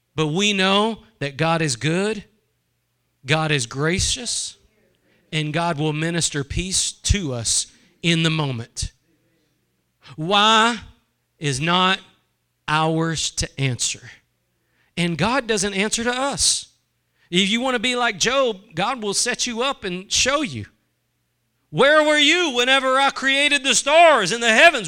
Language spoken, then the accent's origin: English; United States; as American Christians